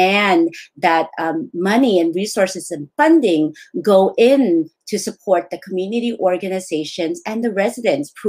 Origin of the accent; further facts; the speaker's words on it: San Francisco, California, United States; also born or lived in Laos; growing up in the Tenderloin, I founded Southeast Asian Development Center